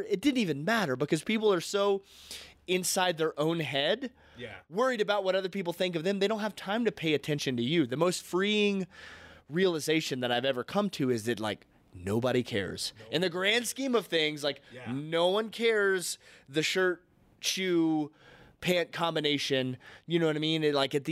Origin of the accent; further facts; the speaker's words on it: the South, United States; growing up in the South